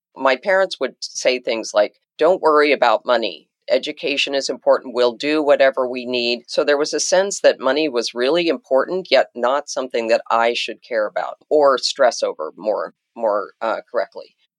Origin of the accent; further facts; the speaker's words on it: Jackson, Wyoming, United States; now in Washington, D.C., United States; I grew up in a place called Jackson Hole, Wyoming